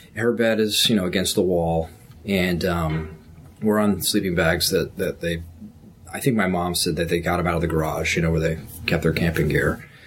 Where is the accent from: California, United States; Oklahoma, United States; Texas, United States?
Texas, United States; also born or lived in Virginia; I was born in Virginia, and uh, in 1969, and we moved to Texas in 1977